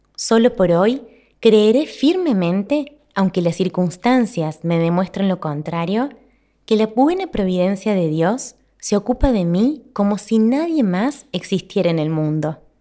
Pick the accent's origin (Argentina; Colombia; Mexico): Argentina; mi país, en Argentina